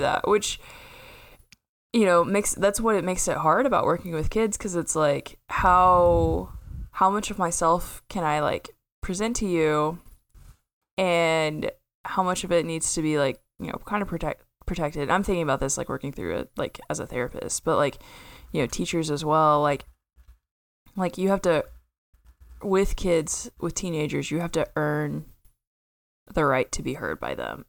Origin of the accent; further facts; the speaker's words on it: Oklahoma, United States; it looks like my hometown